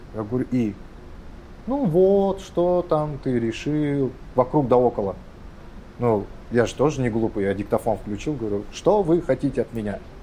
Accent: Kazakhstan; я с Казахстана, я казах

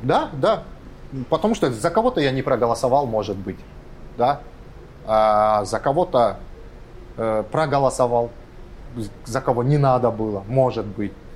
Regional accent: Kazakhstan; я с Казахстана, я казах

